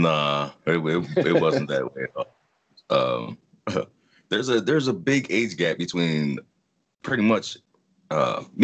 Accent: Brook Park, Ohio, United States; also born or lived in Euclid, Ohio; I grew up in Brook Park, Ohio.

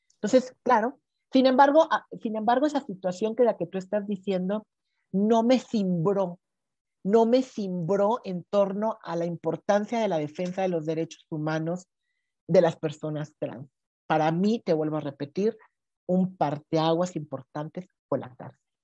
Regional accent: Veracruz, Mexico; now in Mexico City, Mexico; yo soy jarocha

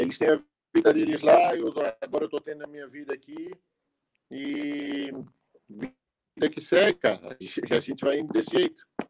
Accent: Florianópolis, Santa Catarina, Brazil; eu sou aqui de Florianópolis

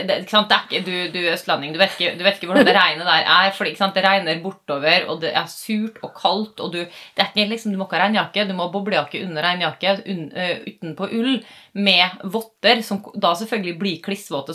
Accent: Western Norway, Norway; moved away; Vi er jo fra Vestland opprinnelig

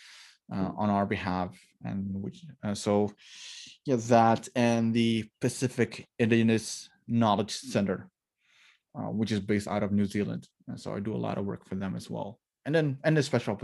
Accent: Maluku Islands, Indonesia; I'm from the Maluku Islands, which is between Australia and the Philippines.

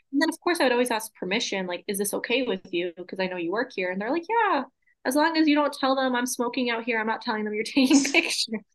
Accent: Massachusetts, United States; moved away; I grew up in Massachusetts

